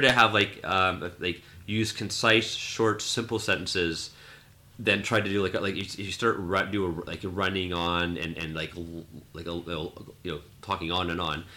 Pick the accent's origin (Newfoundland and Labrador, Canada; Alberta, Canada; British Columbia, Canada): British Columbia, Canada; Vancouver; growing up in Vancouver it's, it's uh, especially in the West Coast it's very uh, a lot of English speaking, especially in the seven, growing up in the 70s and 80s